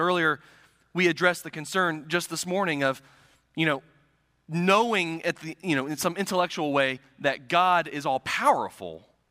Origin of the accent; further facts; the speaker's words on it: Circleville, Ohio, United States; now in Pasquotank County, North Carolina, United States; My hometown of Circleville, Ohio is situated in the beautiful, scenic countryside of South Central Ohio.